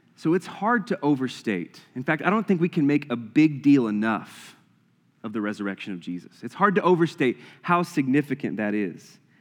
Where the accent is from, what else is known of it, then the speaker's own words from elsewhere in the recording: the Bible Belt, the South, United States; growing up in the Bible Belt